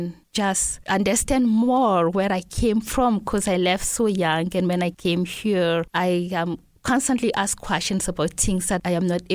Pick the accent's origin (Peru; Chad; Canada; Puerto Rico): Chad; N'Djamena; first language Laka; English is a second language; moved away as an adult; also born or lived in Bondoukou, Ivory Coast / Senegal / Logone Oriental, Chad; now in Missoula, United States; I was born in Ivory Coast, which is in West Africa, and my parents moved back to Chad when I was pretty little. And that's where I grew up, in N'Djamena